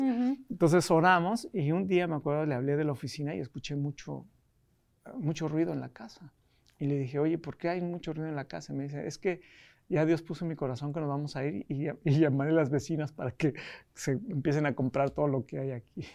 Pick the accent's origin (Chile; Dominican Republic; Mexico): Mexico; Mexico City; moved away as an adult; also born or lived in United States; yo nací en la Ciudad de México